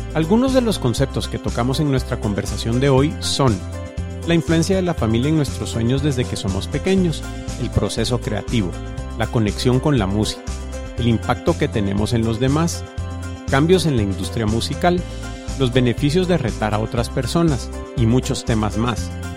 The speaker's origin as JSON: {"language": "Spanish", "town": "Guatemala City", "region": "Guatemala Department", "country": "Guatemala", "tie": "born or raised there", "said": "yo crecí en Vista Hermosa"}